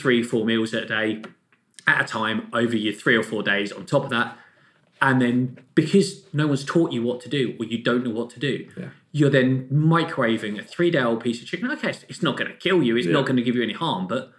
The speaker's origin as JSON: {"language": "English", "country": "Australia", "said": "Being an Aussie and Uber competitive, I'd hate to see a grown man cry when they lose to them."}